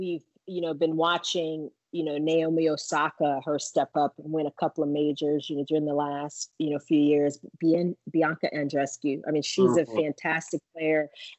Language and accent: English; Louisiana, United States; And I mean, I'm from Louisiana, it's hot, like Texas, and the big deal, we got bayous